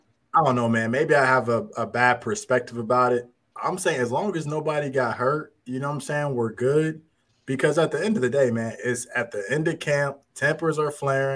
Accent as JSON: {"language": "English", "town": "Cincinnati", "region": "Ohio", "country": "United States", "said": "Cincinnati kids got to stick together too, man"}